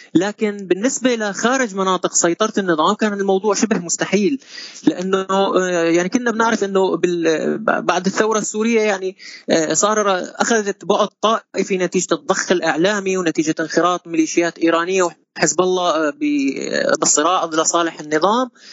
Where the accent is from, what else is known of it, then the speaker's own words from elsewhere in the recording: Syria; عندنا بسوريا